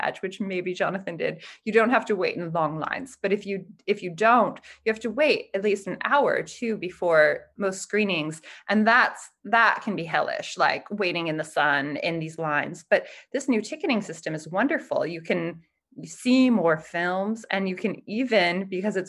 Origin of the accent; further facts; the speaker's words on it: United States; now in Los Angeles, United States; as an American